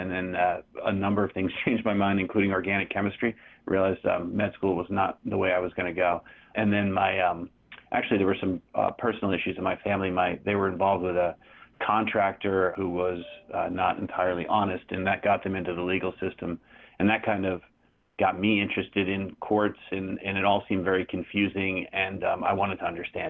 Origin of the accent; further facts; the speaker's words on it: Maine, United States; now in Wilmington, United States; most of the rest of my life, I grew up in Maine